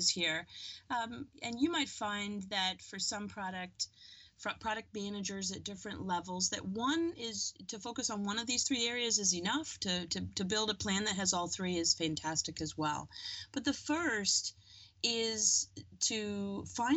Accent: New Zealand; moved away; I grew up in New Zealand

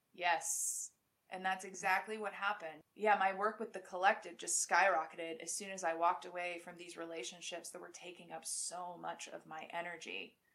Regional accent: United States; I'm so American.

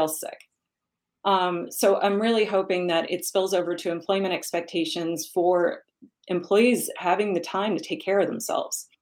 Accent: New York, United States; I am a New Yorker by birth, and I know that the only acceptable answer growing up in New York to how are you is busy.

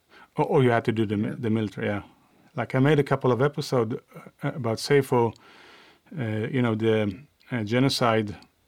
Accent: Sweden; accent: Swedish; English is a second language; my Swedish accent

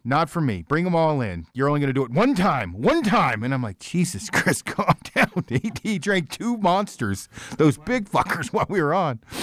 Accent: Oregon, United States; now in Colorado, United States; I'm from Oregon originally

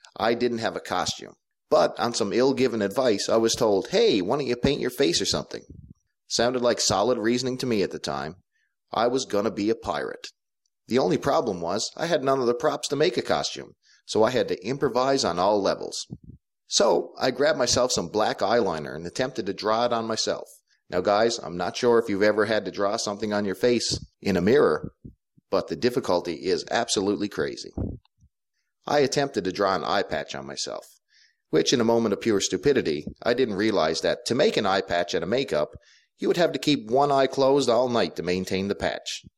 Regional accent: Clarenville, Newfoundland and Labrador, Canada; I grew up in a small town called Clarenville in Atlantic Canada, on an island called Newfoundland

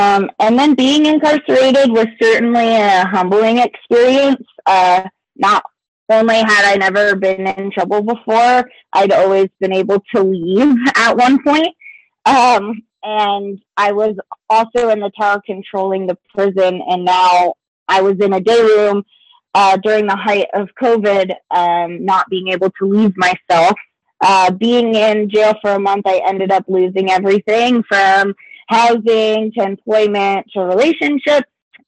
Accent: Fort Stewart, Georgia, United States; born there; now in Colorado, United States; However, I was born in Georgia, in Fort Stewart, Georgia. Moved around quite a bit before settling in Colorado myself a few years ago.

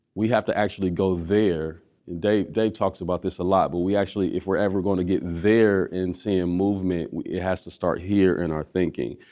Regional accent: Omaha, Nebraska, United States; where I was literally born at. I was born in Village One

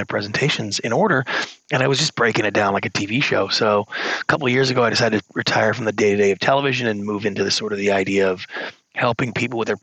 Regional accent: Victoria, British Columbia, Canada; moved away as an adult; also born or lived in Hollywood, United States; I grew up in Canada, a small town called Victoria, British Columbia.

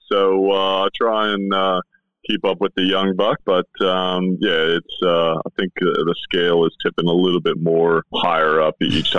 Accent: Nebraska, United States; moved away as an adult; now in Western Australia, Australia; back in Nebraska growing up

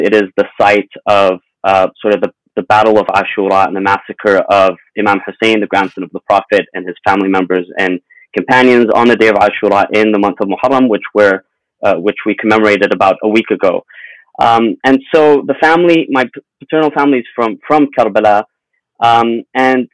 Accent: Los Angeles, California, United States; also born or lived in Mashhad, Iran / Syria / London; we came to Los Angeles in 1994. I was 9 years old at the time. And, you know, we grew up in L.A.

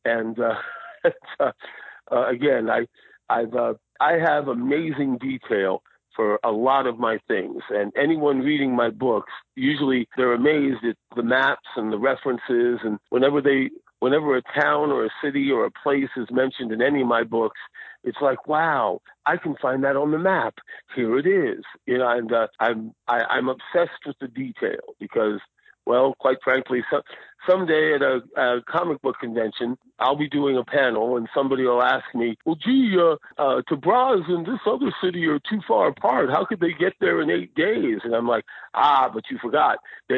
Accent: New Jersey, United States; accent: New Jersey; now in Phoenix, United States; I grew up in New Jersey, and yes, I used to talk like this. I used to have a big, thick New Jersey accent.

